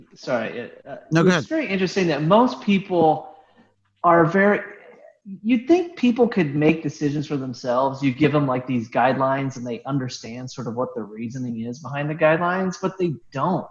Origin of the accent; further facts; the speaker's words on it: Terre Haute, Indiana, United States; moved away; also born or lived in Florida; I grew up in Terre Haute, Indiana